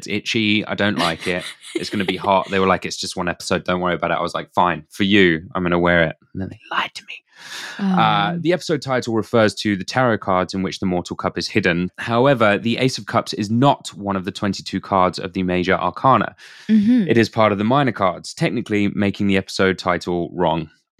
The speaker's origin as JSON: {"language": "English", "country": "United Kingdom", "said": "I am British."}